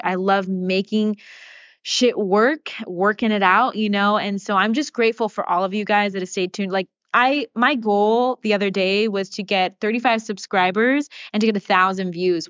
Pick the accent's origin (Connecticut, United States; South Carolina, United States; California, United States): California, United States; Sacramento; moved away as an adult; also born or lived in New Jersey; We're both from Sacramento. And I was thinking about what it is to be from our hometown and to grow up in the same place